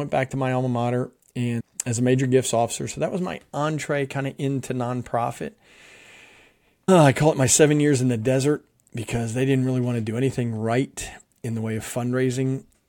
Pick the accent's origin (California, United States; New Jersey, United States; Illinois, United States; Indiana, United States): New Jersey, United States; also born or lived in Philadelphia; I'm from the Northeast part of the U.S. I was born in Philadelphia, grew up in South Jersey.